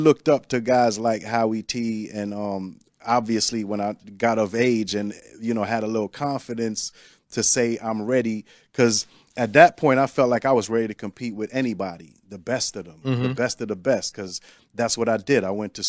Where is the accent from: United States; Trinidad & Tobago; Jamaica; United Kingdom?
United States; Brooklyn, New York; Yeah. You know, because I grew up in Flatbush, and there's all kinds of nationalities and ethnicities.